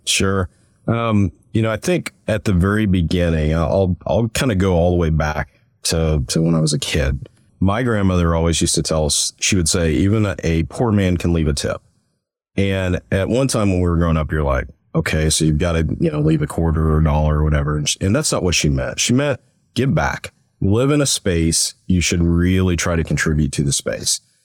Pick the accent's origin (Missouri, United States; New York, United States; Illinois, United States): Missouri, United States; also born or lived in Dallas; now in Tulsa, United States; I'm originally from Missouri